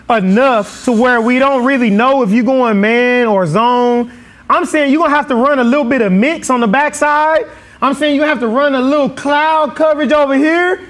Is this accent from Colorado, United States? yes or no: no; outside of College Station, Texas, United States; also born or lived in greater Austin area; I grew up outside of College Station